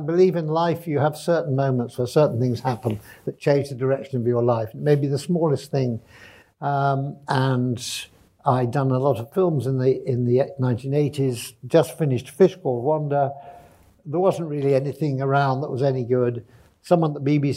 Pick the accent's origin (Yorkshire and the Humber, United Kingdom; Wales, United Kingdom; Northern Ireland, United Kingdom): Yorkshire and the Humber, United Kingdom; Sheffield; I was born in Sheffield in the 50s